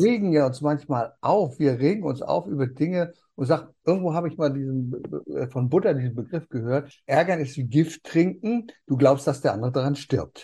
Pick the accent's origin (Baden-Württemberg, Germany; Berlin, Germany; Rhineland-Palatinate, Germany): Berlin, Germany; moved away; Wir kommen ja aus Berlin. Da bin ich geboren. berlin buko Berlin-West